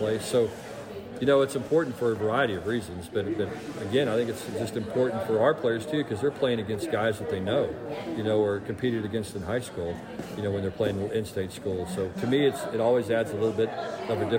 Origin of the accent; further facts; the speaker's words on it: Texas, United States; people from Texas, we're all by nature very competitive people.